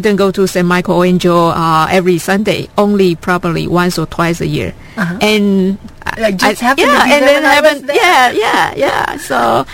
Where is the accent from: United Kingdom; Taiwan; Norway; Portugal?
Taiwan; moved away as an adult; also born or lived in Madison, Wisconsin; now in United States; I was originally from Taiwan. I was born there. I grew up there.